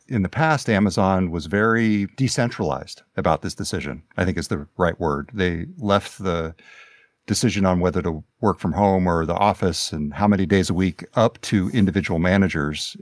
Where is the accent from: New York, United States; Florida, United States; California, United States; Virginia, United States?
California, United States; Glenn County; now in Seattle, United States; in my hometown in Glenn County, California, I've been volunteering here at the newspaper in the county where I grew up